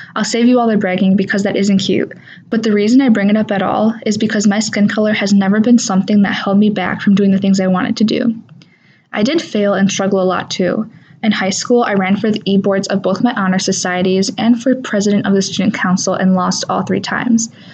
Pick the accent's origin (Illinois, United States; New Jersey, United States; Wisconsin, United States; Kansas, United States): Wisconsin, United States; I'm from Nidisodepot, a small town that is surrounded by a bunch of other small towns in between the cities of Waukesha and Oconomowoc